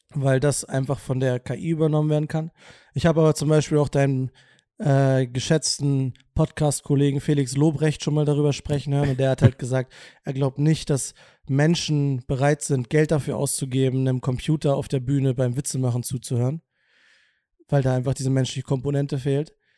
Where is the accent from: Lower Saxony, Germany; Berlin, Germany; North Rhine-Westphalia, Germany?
Lower Saxony, Germany; Wolfsburg; aus meiner Heimatstadt kommt, aus Wolfsburg